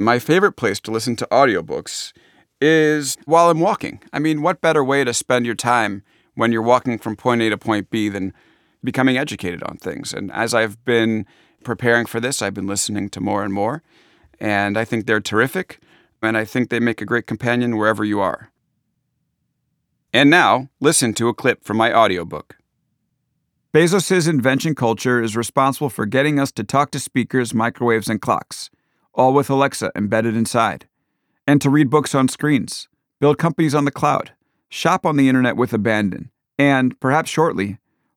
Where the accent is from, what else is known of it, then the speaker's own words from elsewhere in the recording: Long Island, New York, United States; accent: Long Island; my Long Island accent